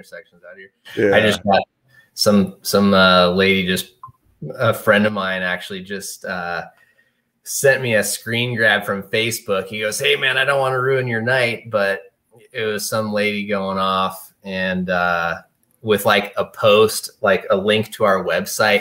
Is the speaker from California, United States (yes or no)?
yes; Thousand Oaks, California, United States; now in Bend, United States; I was born and raised in Thousand Oaks